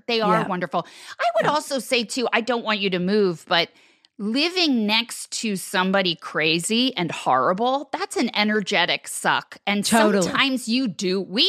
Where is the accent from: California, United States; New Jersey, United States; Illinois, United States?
New Jersey, United States; I would steal that beagle. I'm from New Jersey.